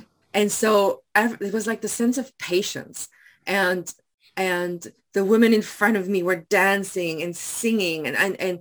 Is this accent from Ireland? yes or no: no; South Africa; first language Afrikaans; English is a second language; moved away as an adult; also born or lived in Taiwan; now in Surrey, Canada; growing up in South Africa, while I was in this white bubble, I was a white person in a majority black country